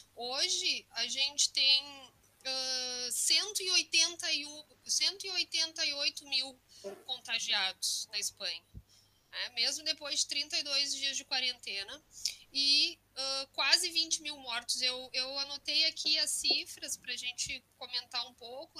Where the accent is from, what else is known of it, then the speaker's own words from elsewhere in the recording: Rio Grande do Sul, Brazil; moved away as an adult; now in Valencia, Spain; sou gaúcha e sou mestre em história pela URGS, né? Então, estou um pouco distante, mas venho do Rio Grande do Sul